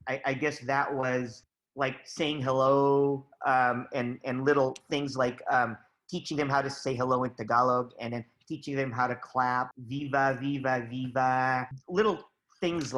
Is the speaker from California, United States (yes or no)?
yes; California, United States; also born or lived in Philippines; I grew up in California